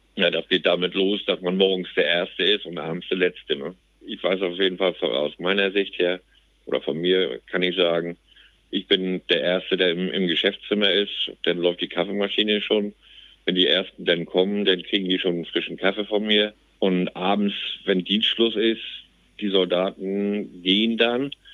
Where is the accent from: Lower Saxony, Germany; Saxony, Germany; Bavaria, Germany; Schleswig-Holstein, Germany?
Schleswig-Holstein, Germany; Plön; Ich bin gebürtiger Plöner